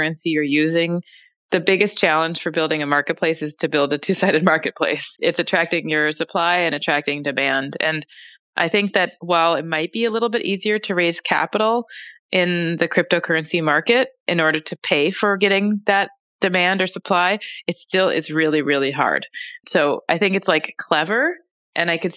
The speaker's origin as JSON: {"language": "English", "town": "Minneapolis", "region": "Minnesota", "country": "United States", "tie": "born or raised there", "said": "Minneapolis is my hometown"}